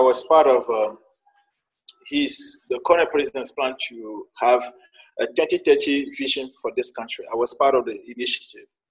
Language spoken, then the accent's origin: English; Sokodé, Centrale, Togo; English is a second language; also born or lived in China; I'm from Togo. Uh, uh, I was born in northern part of the country in a city called Sokode